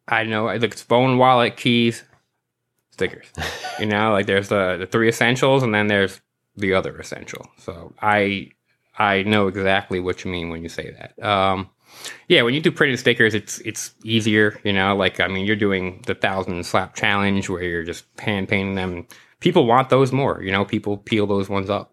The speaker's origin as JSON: {"language": "English", "town": "New York City", "region": "New York", "country": "United States", "tie": "born or raised there", "said": "I grew up in New York my whole life"}